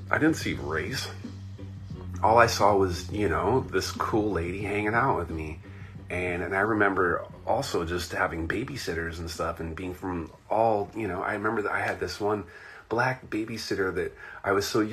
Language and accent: English; Anaheim, California, United States; also born or lived in Irvine, California; I'm from Orange County. I was born in Anaheim, California